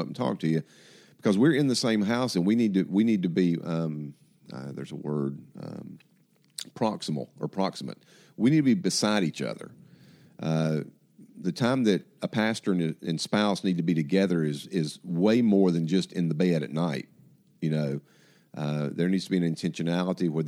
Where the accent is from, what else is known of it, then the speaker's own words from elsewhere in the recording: Atlanta, Georgia, United States; I grew up in Atlanta